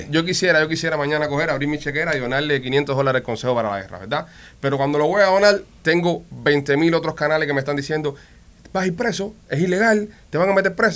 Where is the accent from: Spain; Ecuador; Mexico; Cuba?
Cuba; moved away; como cubanos y cubanos libres que vivimos fuera del país